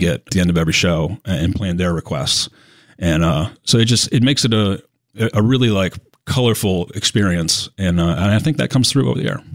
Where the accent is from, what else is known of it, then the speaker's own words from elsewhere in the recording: Syracuse, New York, United States; moved away; I'm originally from Syracuse, New York